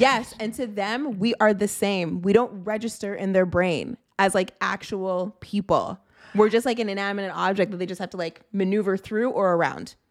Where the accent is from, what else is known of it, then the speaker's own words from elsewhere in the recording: Toronto, Ontario, Canada; I grew up in the G T